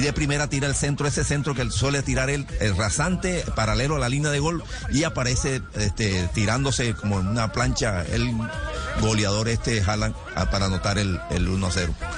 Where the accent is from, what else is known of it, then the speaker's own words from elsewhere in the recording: Colombia; Y eso somos nosotros, los colombianos, un tanto especiales